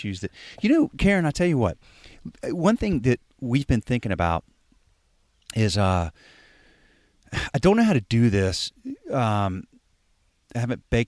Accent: the South, United States; I'm from the South as a white male

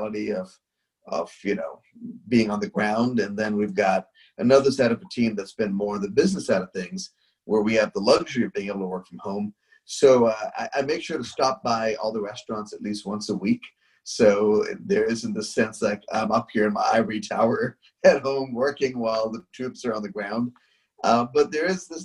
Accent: India; growing up in India, where just nothing's on time

